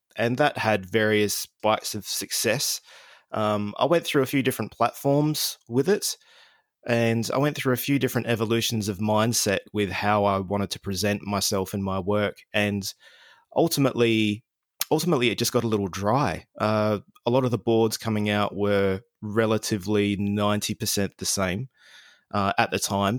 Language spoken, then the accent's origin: English; Adelaide, South Australia, Australia; here in Adelaide, in my hometown